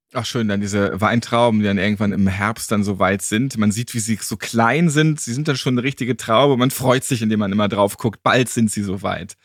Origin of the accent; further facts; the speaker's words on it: Hamburg, Germany; Ich bin ja auch Hamburger